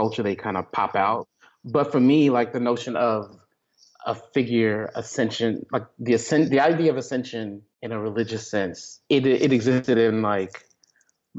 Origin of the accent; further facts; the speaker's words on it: Texas, United States; I grew up Baptist in Texas